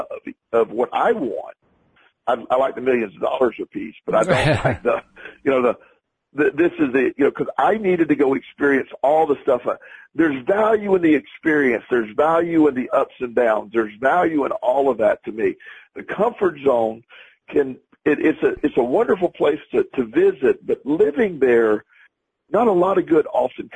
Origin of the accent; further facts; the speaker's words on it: Plant City, Florida, United States; my hometown of Plant City, Florida